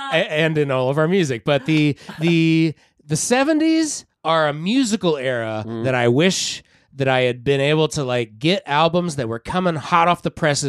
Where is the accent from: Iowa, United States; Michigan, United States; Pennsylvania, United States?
Iowa, United States; Now, we're from Iowa, not from Texas or the Longhorn country